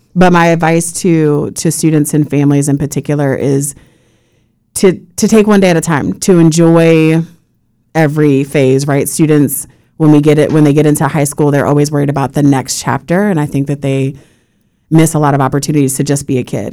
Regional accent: Puerto Rico; now in Florida, United States; having been born and raised in Puerto Rico

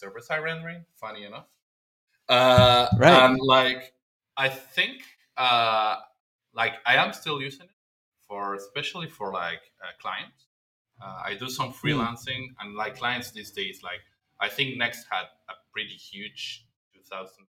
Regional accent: Argentina; I'm from Argentina

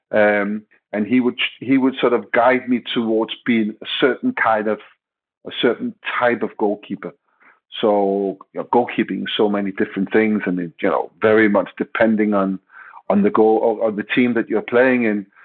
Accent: Denmark; English is a second language; moved away as an adult; now in England; I came directly from Denmark. I was supposed to move to England, all of my luggage, all of my clothes.

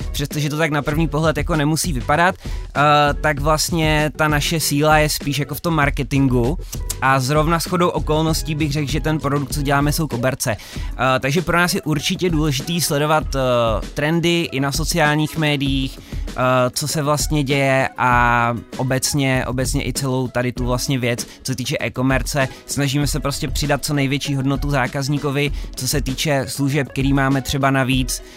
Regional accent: Karlovy Vary, Karlovy Vary Region, Czechia; My jsme spolužáci původně z Karlových varů

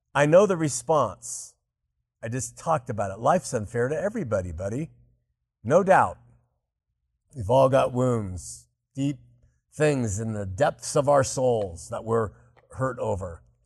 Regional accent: Southern California, United States; growing up in Southern California

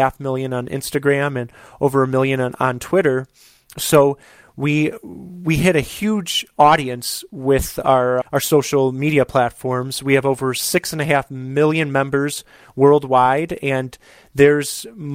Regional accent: Chicago, Illinois, United States; here in my hometown of Chicago

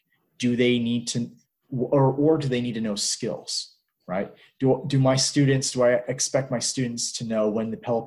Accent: United States; also born or lived in Hong Kong / Egypt; now in New Mexico, United States; I'm not Canadian. I'm an American teaching Canadian history

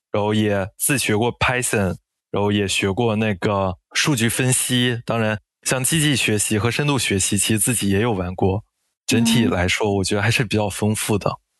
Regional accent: Inner Mongolia, China; moved away; also born or lived in Dalian; 我是来自内蒙古，我是一名工作三年半的前端程序员，我是在二零二零年毕业于大连理工大学

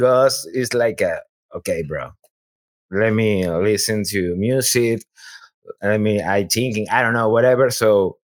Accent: Chile; English is a second language; moved away as an adult; now in Houston, United States; I am from Chile.

